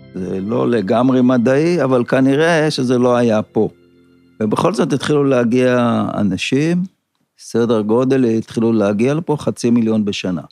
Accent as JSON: {"language": "Hebrew", "town": "Kinneret", "region": "Northern District", "country": "Israel", "tie": "born or raised there", "said": "אני נולדתי פה בקיבוץ"}